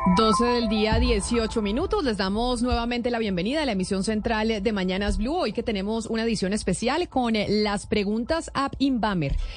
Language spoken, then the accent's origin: Spanish; Colombia; los colombianos